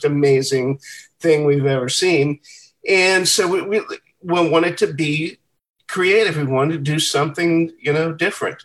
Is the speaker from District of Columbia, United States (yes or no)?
yes; Washington, District of Columbia, United States; We were all born and raised here in Washington, D.C., all four of us.